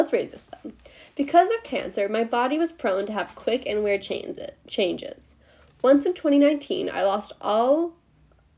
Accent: England, United Kingdom; I'm... English

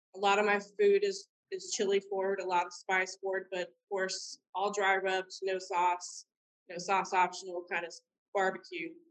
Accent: Robstown, Texas, United States; now in Canton, United States; I was born in Robstown, Texas, which is South Texas, and I was born and raised out in the Bluffs, which is a uh, between Corpus Christi and Padre

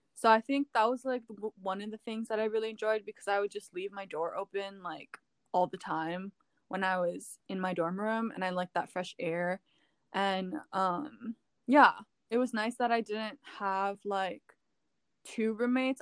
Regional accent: Hawaii, United States; moved away as an adult; being born and raised in Hawaii, it's a huge part of like who I am

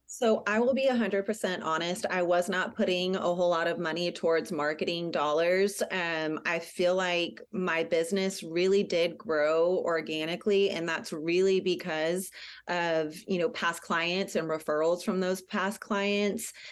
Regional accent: San Antonio, Texas, United States; moved away as an adult; also born or lived in Wilson County, Texas; now in La Vernia, United States; I grew up in San Antonio in Bear County, and then I moved out to Wilson County about twelve years ago.

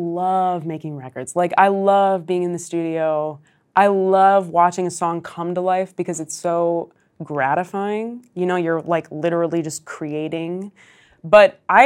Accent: Chicago, Illinois, United States; moved away as an adult; now in New York City, United States; I'm from Chicago, like you said. I've lived in New York for the past almost 7 years

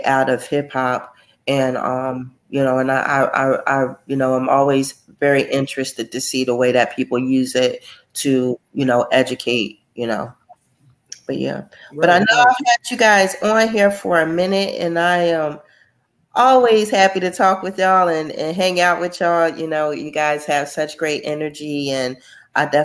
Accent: Trenton, New Jersey, United States; our hometown of Trenton, New Jersey

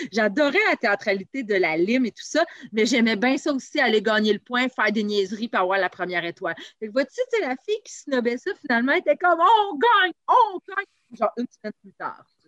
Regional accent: Saint-Eustache, Quebec, Canada; also born or lived in Val-David, Quebec; je viens de Saint-Eux et euh, j'ai grandi là-bas. mon Dieu, j'y ai vécu jusqu'à l'âge de 20 ans

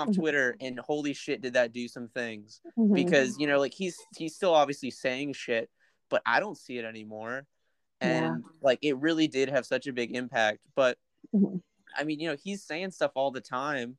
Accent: United States; moved away as an adult; now in Shanghai, China; I'm American.

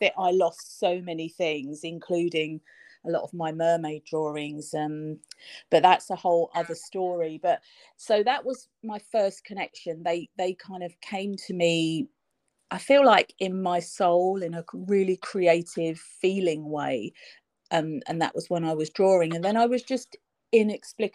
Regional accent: London, United Kingdom; also born or lived in Cornwall; I'm from London, which is probably obvious from my accent, I lived in London all of my life

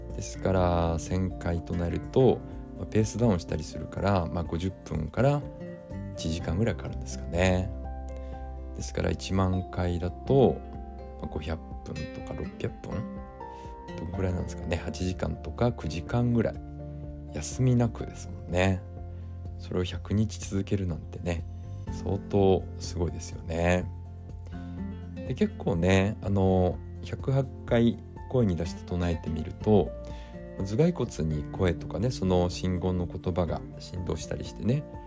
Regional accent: Hachioji, Tokyo, Japan; 地元の八王子にね来られているので

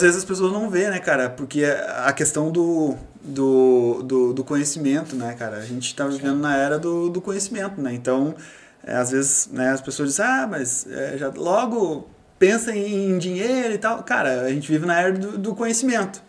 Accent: South Region, Brazil; moved away as an adult; also born or lived in Novo Hamburgo; now in Portugal; eu sou do sul do Brasil

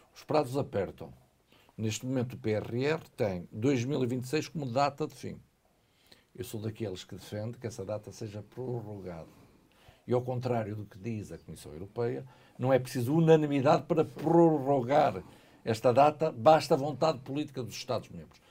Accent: Minho, Norte, Portugal; sou minhoto, português e europeu

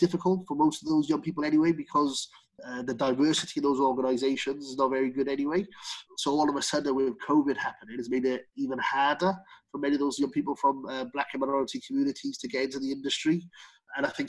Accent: Cardiff, Wales, United Kingdom; when I grew up in Grangetown

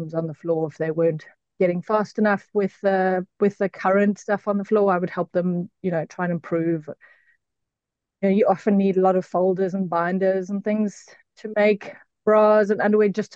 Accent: South Africa; moved away as an adult; now in Auckland, New Zealand; So I'm originally from South Africa. We immigrated to New Zealand 5.5 years ago.

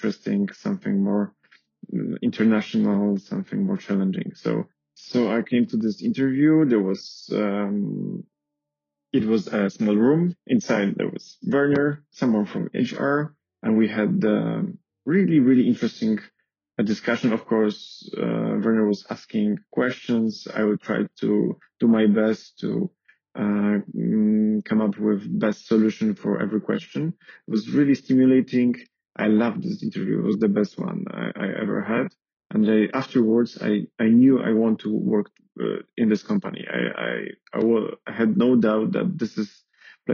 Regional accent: Poland; moved away as an adult; now in Paris, France; I am from Poland.

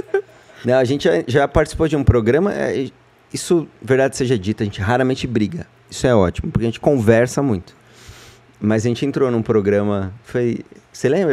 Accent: São Paulo, Brazil; sou de São Paulo, da freguesia do Ó

